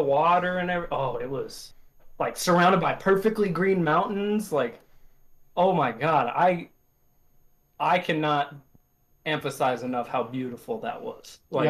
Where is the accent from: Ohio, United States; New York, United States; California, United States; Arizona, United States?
Arizona, United States; I was born in Arizona